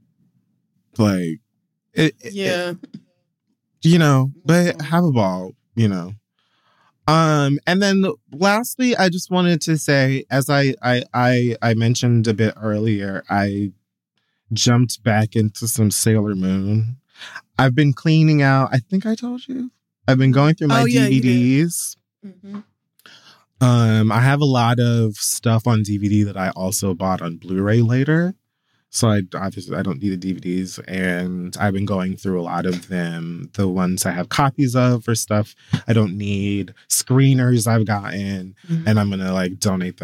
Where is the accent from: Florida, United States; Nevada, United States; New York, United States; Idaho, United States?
Florida, United States; Miami; the city of Miami that I was born